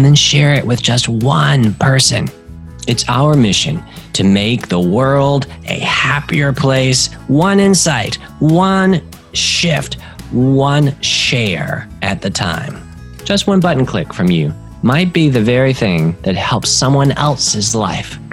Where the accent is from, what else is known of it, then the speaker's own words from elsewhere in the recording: North Carolina, United States; I'm from North Carolina. People hunt there.